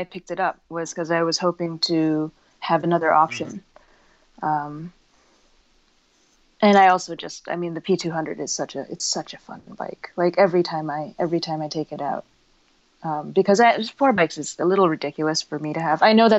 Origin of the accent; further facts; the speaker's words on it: Beijing, China; moved away as an adult; also born or lived in Hong Kong; now in United States; I was born here, but I didn't grow up in the U.S. I grew up in Beijing and Hong Kong. So I came back for college and I didn't really have a very good understanding of the nation that I'm from